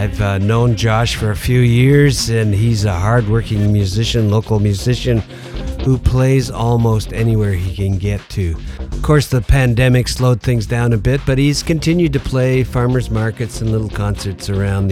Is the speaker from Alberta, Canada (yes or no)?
no; Sudbury, Ontario, Canada; I'm from Sudbury